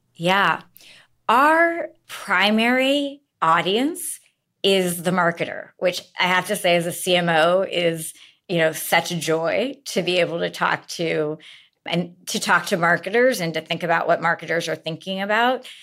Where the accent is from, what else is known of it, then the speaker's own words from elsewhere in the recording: Seattle, Washington, United States; moved away as an adult; I am from Seattle